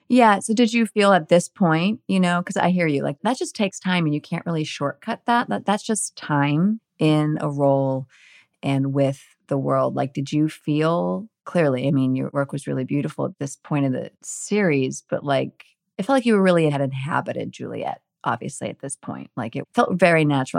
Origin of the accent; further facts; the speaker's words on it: Northern California, United States; I grew up in Northern California, like really just very suburban, lovely Northern California simplicity